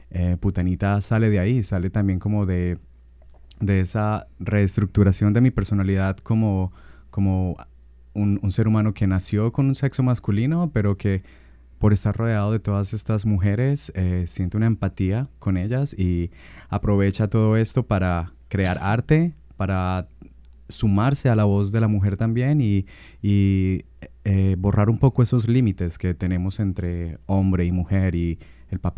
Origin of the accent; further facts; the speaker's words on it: Medellín, Antioquia, Colombia; De Medellín.